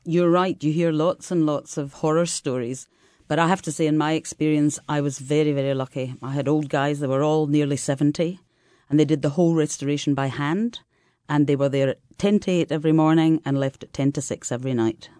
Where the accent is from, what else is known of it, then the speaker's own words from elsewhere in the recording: Scotland, United Kingdom; now in Italy; as a Scottish person